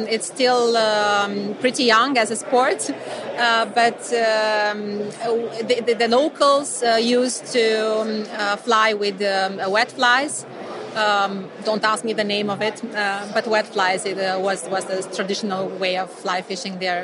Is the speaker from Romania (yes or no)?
yes; Romania; I'm from Romania.